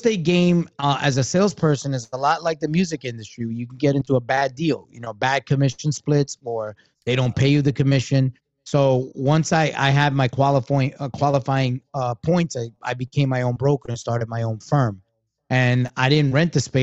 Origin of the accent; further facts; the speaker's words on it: New York City, New York, United States; also born or lived in Tampa Bay area; I grew up in Brooklyn